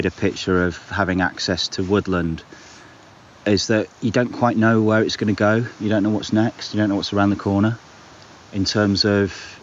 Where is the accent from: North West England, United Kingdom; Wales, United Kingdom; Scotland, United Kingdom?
Wales, United Kingdom; North; moved away; I grew up in North Wales, so I've always been fairly near the coast and fairly near outdoor spaces.